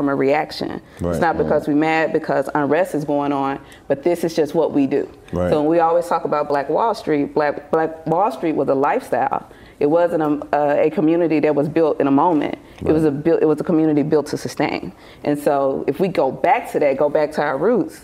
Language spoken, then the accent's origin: English; Mississippi, United States; now in Atlanta, United States; I'm originally from Mississippi